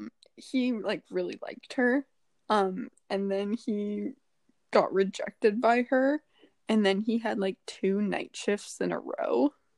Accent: Toronto, Ontario, Canada; And I was like, oh, wow, me too.

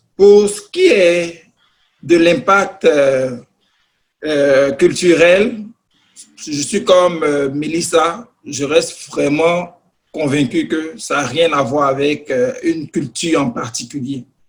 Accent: Côte d’Ivoire; moved away as an adult; now in Canada; je suis au Canada depuis pratiquement dix ans. Euh, j'ai reçu une formation dans mon pays d'origine, la Côte d'Ivoire

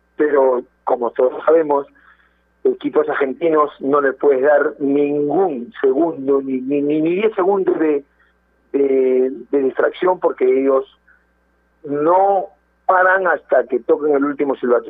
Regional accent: Peru; como peruanos que somos

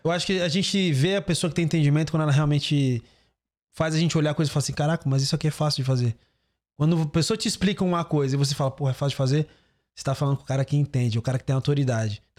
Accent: Santos, São Paulo, Brazil; eu sou de Santos, eu gosto do, do, do clima do litoral.

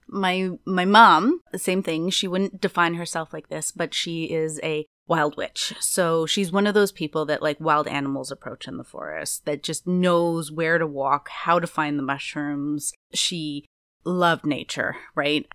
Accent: Kazabazua, Quebec, Canada; now in British Columbia, Canada; where I'm from, just l, an hour north of Quebec, on the Quebec side from Ottawa, is my hometown is called Casabazua

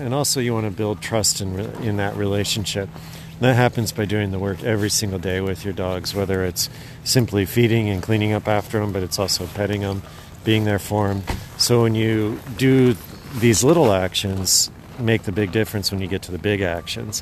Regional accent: Idaho, United States; moved away as an adult; also born or lived in Alaska; now in Willow, Alaska, United States; I grew up in Idaho, and then my wife and I moved up here to Alaska about 15, 16 years ago

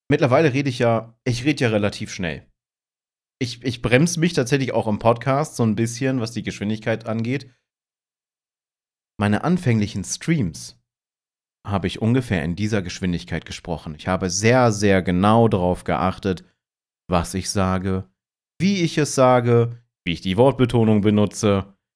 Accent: Hanover, Lower Saxony, Germany; Ich komme ja ursprünglich aus Hannover. Man übernimmt unglaublich schnell Dialekte und du wirst diese Dialekte dann nicht los.

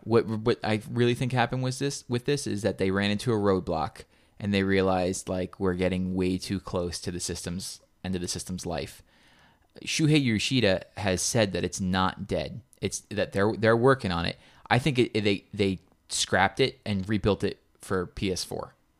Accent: New York, United States; we're from New York

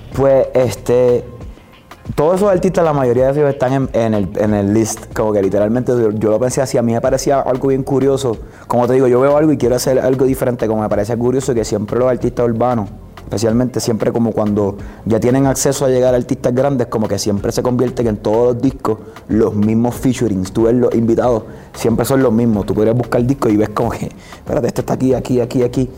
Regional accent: Puerto Rico; soy de Puerto Rico

